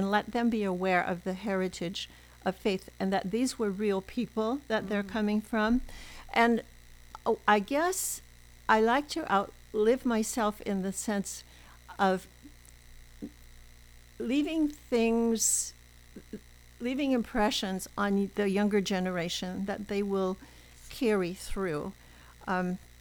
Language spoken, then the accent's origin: English; Minneapolis, Minnesota, United States; moved away as an adult; now in San Luis Obispo, United States; born and raised in Minneapolis